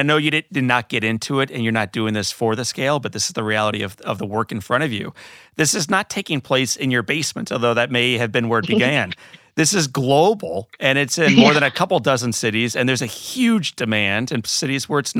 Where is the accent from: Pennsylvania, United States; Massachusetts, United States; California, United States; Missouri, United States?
Missouri, United States; St. Louis; And I look forward to dancing under the Gateway Arch here in St. Louis, Missouri, my hometown.